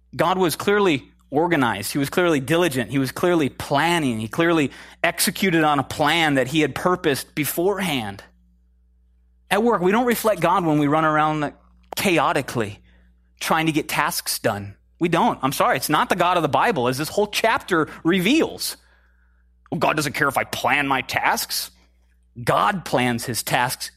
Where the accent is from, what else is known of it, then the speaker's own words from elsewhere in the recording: Minnesota, United States; moved away; I'm from Minnesota